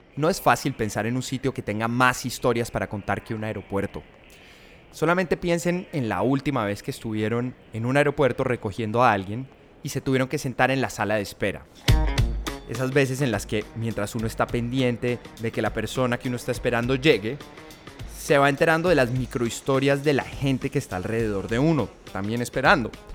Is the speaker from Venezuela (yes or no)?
no; Colombia; now in United States; para nosotros como colombianos